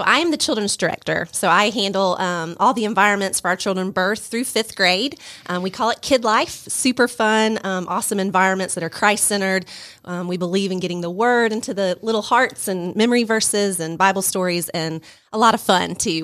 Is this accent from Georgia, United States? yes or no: yes; Stone Mountain, Georgia, United States; moved away as an adult; now in Rome, Georgia, United States; I grew up in the Stone Mountain, went to Tucker High School.